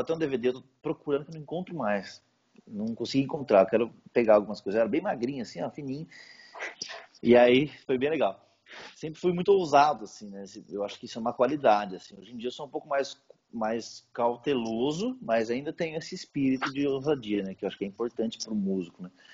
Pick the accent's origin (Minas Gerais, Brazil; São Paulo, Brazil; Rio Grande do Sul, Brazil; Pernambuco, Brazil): São Paulo, Brazil; Indaiatuba; moved away as an adult; also born or lived in Jundiaí; now in Indaiatuba, Brazil; eu comecei no projeto Guri, da cidade de Indaiatuba, né, que é a minha cidade natal